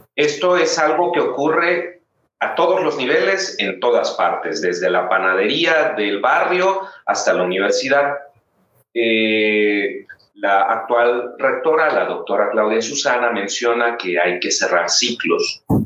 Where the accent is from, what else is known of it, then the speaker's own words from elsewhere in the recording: Mérida, Yucatán, Mexico; also born or lived in Mexico City; now in León, Mexico; yo soy de Mérida, Yucatán